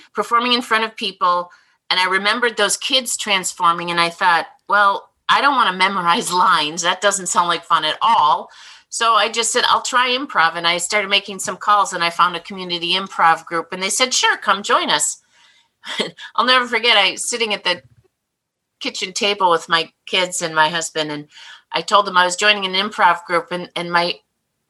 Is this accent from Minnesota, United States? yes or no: yes; Minnesota, United States; moved away as an adult; now in Chicago area, United States; I came from Minnesota, Swedish, nice family